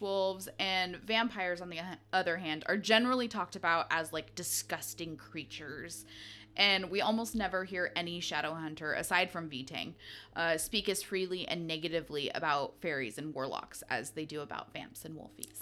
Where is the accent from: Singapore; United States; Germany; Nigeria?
United States; growing up in America in our age